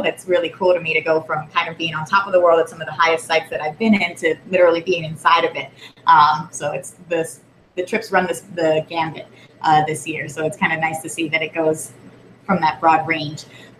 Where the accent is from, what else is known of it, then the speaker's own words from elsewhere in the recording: Puerto Rico; born there; I was born in Puerto Rico. I've visited many times, and I've never been to Vieques